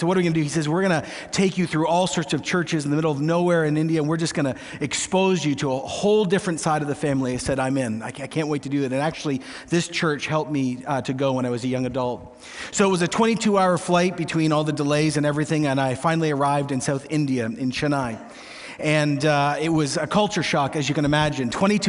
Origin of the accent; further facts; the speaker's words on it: Canada; I'm Canadian. It's Tim Hortons, but in a little different style.